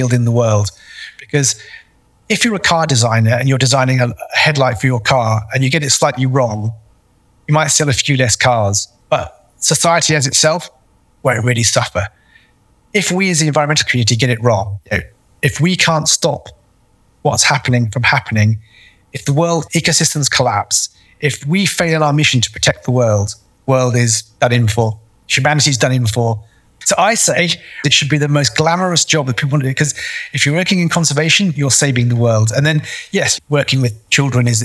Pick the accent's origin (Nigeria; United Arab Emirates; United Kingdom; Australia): United Kingdom; moved away as an adult; now in AlUla, Saudi Arabia; I'm British.